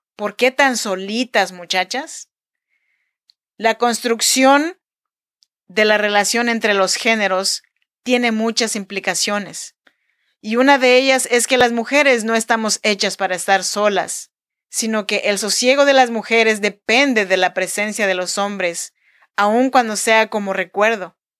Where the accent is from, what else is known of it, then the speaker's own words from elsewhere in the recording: Chinantec region, Oaxaca, Mexico; now in Sacramento, United States; Yo soy nacida en Oaxaca, México, en la región chinanteca, pero yo vivo y produzco este podcast desde Sacramento, California.